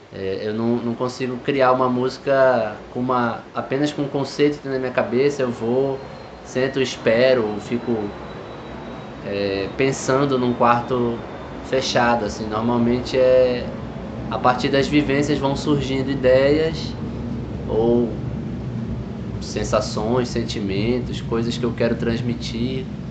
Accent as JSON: {"language": "Portuguese", "town": "Tucuruí", "region": "Pará", "country": "Brazil", "tie": "born or raised there", "also_born_or_lived": "Rio de Janeiro / Belém", "said": "Eu nasci no Rio de Janeiro, vivi até os oito anos lá e vim morar no, no interior do estado do Pará, em Tucuruí, onde eu passei o final da minha infância e adolescência."}